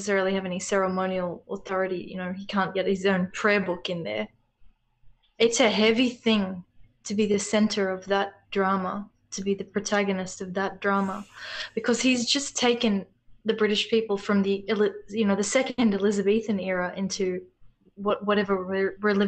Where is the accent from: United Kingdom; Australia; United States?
Australia; I'll speak as an Australian